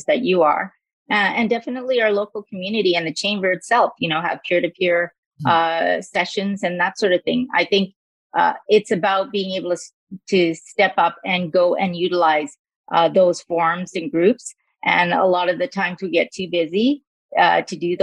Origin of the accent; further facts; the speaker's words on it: Calgary, Alberta, Canada; also born or lived in Sri Lanka; I was born in Sri Lanka, actually, but I came to Canada when I was very, very young, 3 years old. And I've lived in Calgary for almost all of my life